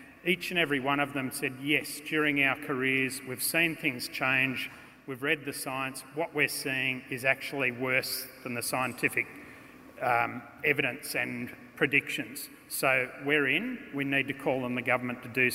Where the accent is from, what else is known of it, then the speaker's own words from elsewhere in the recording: Sydney, New South Wales, Australia; I grew up in Terry Hills, northern suburbs of Sydney